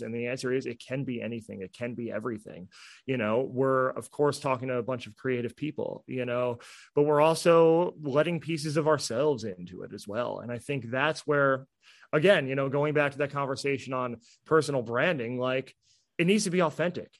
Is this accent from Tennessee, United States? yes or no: no; New Jersey, United States; moved away; I'm from New Jersey. we curse up there